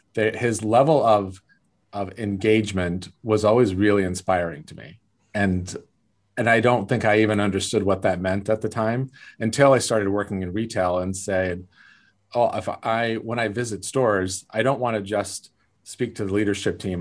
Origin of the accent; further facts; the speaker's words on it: South Lake Tahoe, California, United States; I grew up in South Lake Tahoe, California, very small town